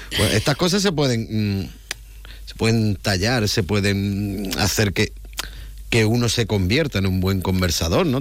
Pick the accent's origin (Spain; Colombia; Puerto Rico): Spain; Andalusia; soy andaluz